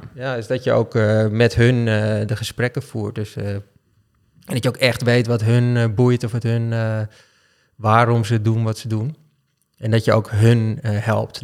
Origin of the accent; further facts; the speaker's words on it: Amsterdam, North Holland, Netherlands; Ik ben geboren in Amsterdam-Noord. Dus ik ben eh, een, eh, in mijn optiek echte Amsterdammer.